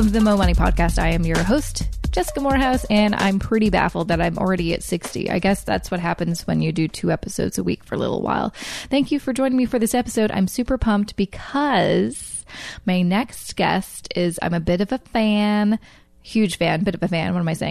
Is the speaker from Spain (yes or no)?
no; Vancouver, British Columbia, Canada; moved away as an adult; now in Toronto, Canada; I'm originally from Vancouver